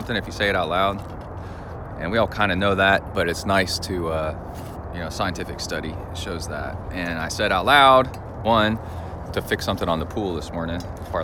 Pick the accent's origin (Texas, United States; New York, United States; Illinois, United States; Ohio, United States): Texas, United States; I'm from Texas